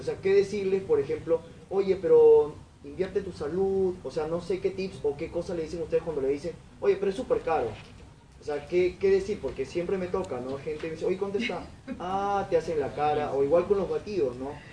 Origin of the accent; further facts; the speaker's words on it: Tumbes, Peru; yo soy de Tumbes